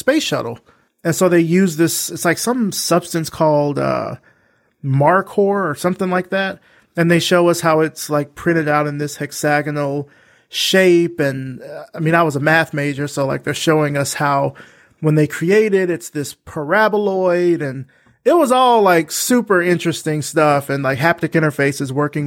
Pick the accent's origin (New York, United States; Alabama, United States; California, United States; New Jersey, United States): Alabama, United States; moved away as an adult; also born or lived in Atlanta; I'm from Alabama, and so our space camp is in Huntsville